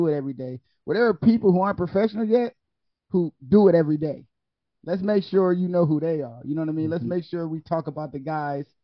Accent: Ohio, United States; now in Miami, United States; I live in Miami now, right? I'm born and raised in Ohio

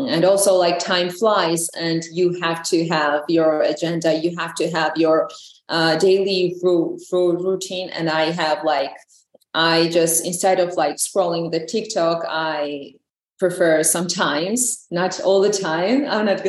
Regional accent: Georgia; English is a second language

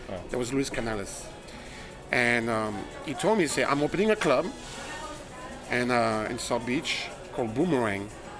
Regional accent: France; moved away as an adult; now in Miami, United States; I'm French, yeah. I was born in France.

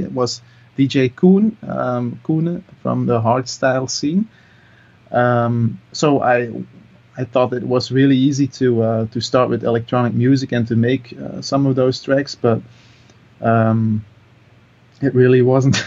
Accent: Mol, Flanders, Belgium; English is a second language; I'm from uh, from Mol. That's uh, a little town um, in Antwerp

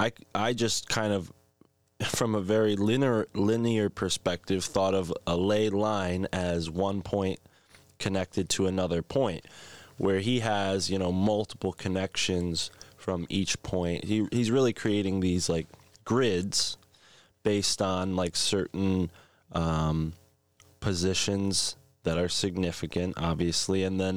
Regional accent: New England, United States; born or raised there

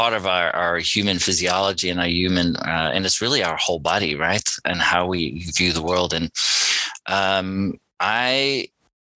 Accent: South Africa; I'm South African born. I grew up in a small mining town.

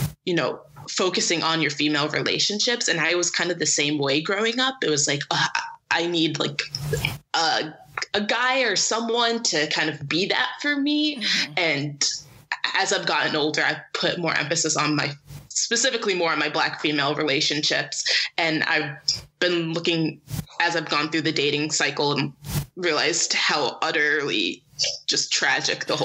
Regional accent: Syracuse, New York, United States; growing up in Syracuse, which is very white

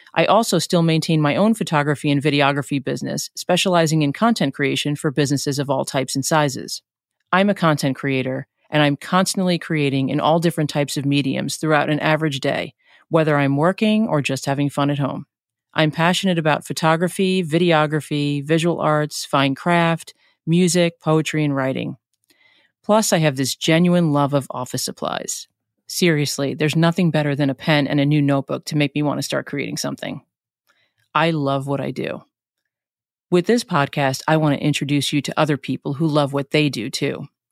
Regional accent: New York City, New York, United States; now in New Jersey, United States; I'm originally from New York. I grew up in Flushing, New York

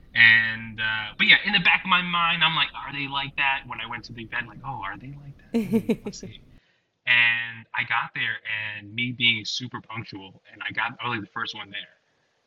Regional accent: New Jersey, United States; I'm from Jersey

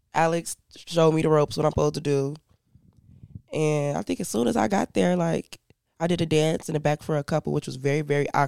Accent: Ghana; Well, I'm from Ghana, West Africa. I'm only half. My mom is black and my dad's a Ghanaian. Lived in Ghana for a couple of years.

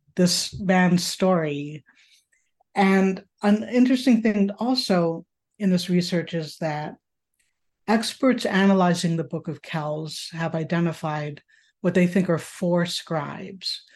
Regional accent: upstate New York, United States; now in Chicago, United States; I was raised in upstate New York, actually, in a more rural area

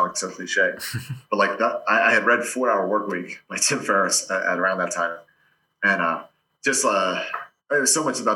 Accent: Delaware, United States; I grew up in Delaware, played Division III volleyball

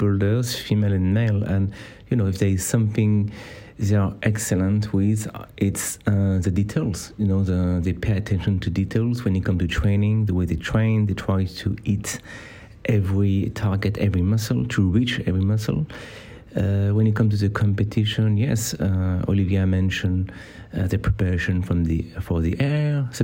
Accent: France; accent: French; English is a second language; my French accent

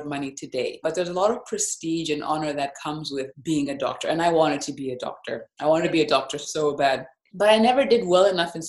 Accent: Lusaka, Lusaka Province, Zambia; moved away as an adult; also born or lived in United States / United Kingdom / Russia / Germany; now in Berlin, Germany; I grew up in Lusaka, Zambia, the capital of Zambia. I did my kindergarten, primary school, and high school there. And actually, after I finished my high school, I moved to several different places in the world. I've lived in the US, I've lived in the UK

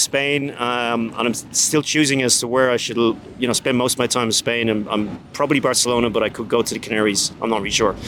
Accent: Dublin, Leinster, Ireland; I'm from Dublin, Ireland, and I build sales funnels

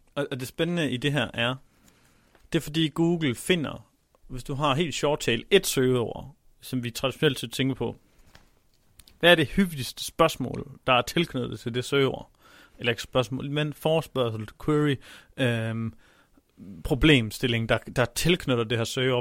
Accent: Denmark; vi som danskere

